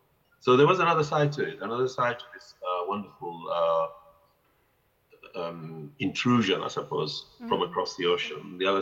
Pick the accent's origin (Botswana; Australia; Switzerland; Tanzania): Tanzania; Zanzibar; When they came during the Musim, because, as I said, we lived just by the docks there